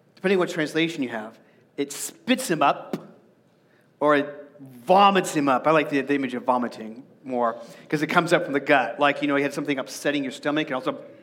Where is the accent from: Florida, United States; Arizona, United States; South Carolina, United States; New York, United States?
Arizona, United States; I grew up in Arizona and the baking sun is really toasty